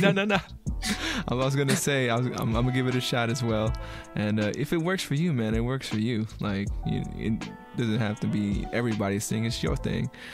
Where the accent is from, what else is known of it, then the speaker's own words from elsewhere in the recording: United States; being an American